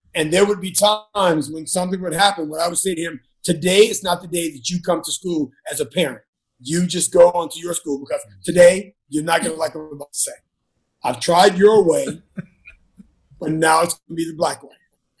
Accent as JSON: {"language": "English", "region": "the South", "country": "United States", "tie": "born or raised there", "said": "Because my many years of growing up in the South and growing up with parents who were highly educated"}